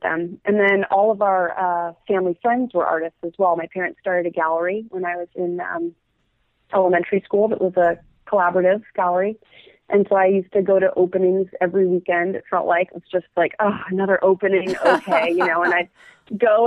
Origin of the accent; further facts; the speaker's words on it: Eugene, Oregon, United States; also born or lived in Vancouver, British Columbia / California; I grew up in Eugene, Oregon.